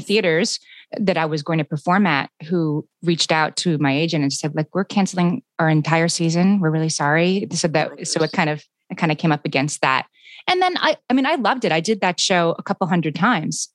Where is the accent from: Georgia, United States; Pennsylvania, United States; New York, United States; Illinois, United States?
Pennsylvania, United States; Scranton; moved away; I'm from Scranton, Pennsylvania, which is sort of a typical small town